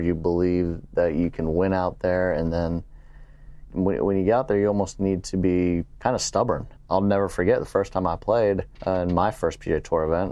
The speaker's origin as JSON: {"language": "English", "town": "San Antonio", "region": "Texas", "country": "United States", "tie": "born or raised there", "also_born_or_lived": "Pittsburgh / Louisiana", "lives_now": "Houston, United States", "said": "I'm a Texan. I, you know, I was born in San Antonio, even though we moved out to Pittsburgh, I was, we were back in San Antonio and, and now living in Houston"}